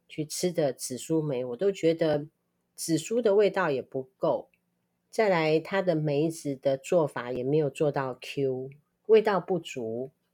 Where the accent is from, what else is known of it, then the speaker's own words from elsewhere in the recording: Kaohsiung, Taiwan; 我们在六龟什么东西都吃不到